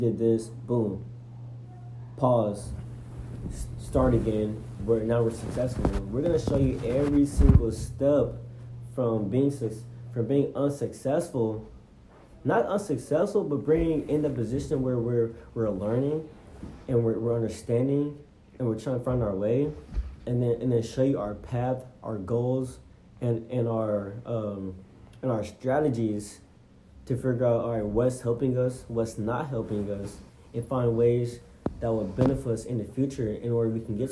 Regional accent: College Station, Texas, United States; I'm from College Station

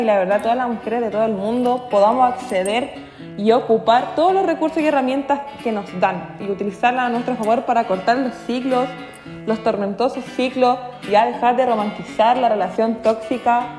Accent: Chile; nosotras como mujeres chilenas

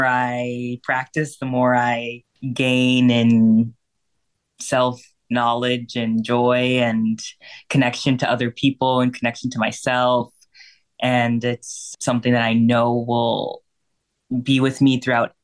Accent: Wisconsin, United States; moved away as an adult; now in Chicago, United States; I'm from Wisconsin.

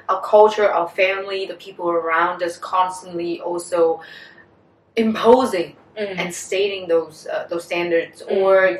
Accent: Vietnam; also born or lived in United States; as Vietnamese women uh, born and raised in Vietnam

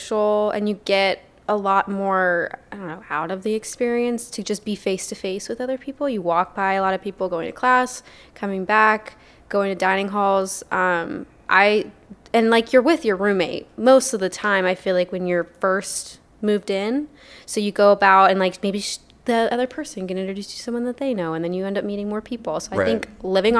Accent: Atlanta, Georgia, United States; now in Dallas, United States; I'm originally from Atlanta, Georgia

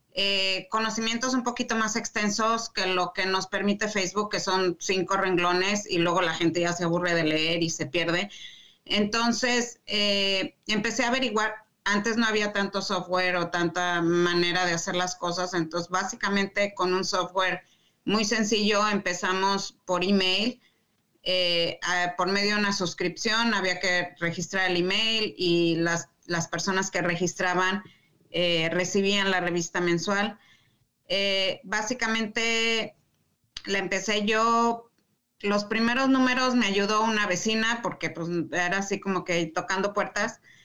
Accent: Mexico City, Mexico; moved away as an adult; also born or lived in Saltillo, Mexico; now in Michigan, United States; Yo nací en la Ciudad de México, el antiguo DF

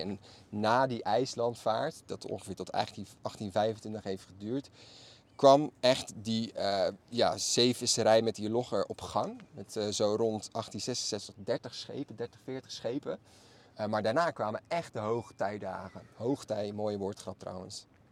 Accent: Maassluis, South Holland, Netherlands; Allebei zijn wij geboren en getogen in Masluis

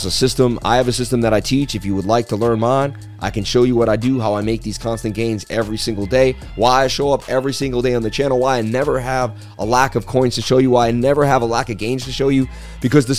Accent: Boston, Massachusetts, United States; I grew up in Boston

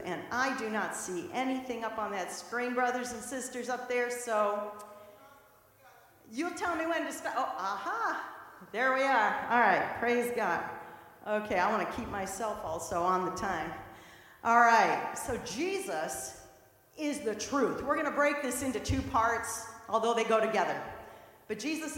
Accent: St. Louis, Missouri, United States; moved away as an adult; also born or lived in Boston; I'm from the Midwest, so I went from St. Louis all the way to Boston, came to college

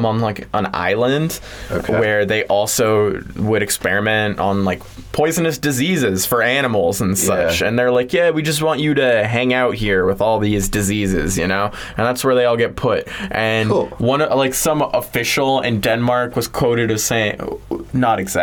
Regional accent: Canada; I'm a Canadian

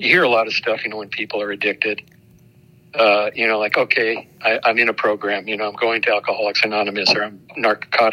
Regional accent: Los Angeles, California, United States; we grew up in West LA near Hollywood

